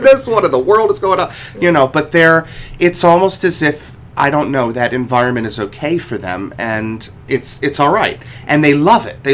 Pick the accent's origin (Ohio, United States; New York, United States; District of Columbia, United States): Ohio, United States; Cleveland; where I grew up in Cleveland, Ohio, I was 4 years old